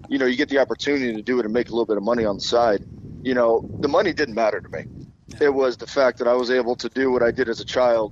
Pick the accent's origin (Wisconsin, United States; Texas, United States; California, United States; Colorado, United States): Colorado, United States; moved away; also born or lived in Pensacola, Florida; I'm from Colorado